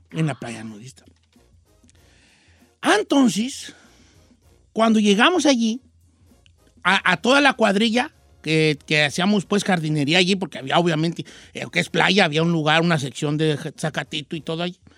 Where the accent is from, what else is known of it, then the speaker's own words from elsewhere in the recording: La Sauceda, Michoacán, Mexico; No, yo traigo Michoacán, mi tierra hermosa, soy de la Sauceda.